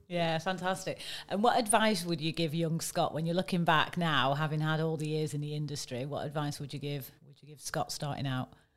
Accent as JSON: {"language": "English", "country": "United Kingdom", "said": "I'm a Brit"}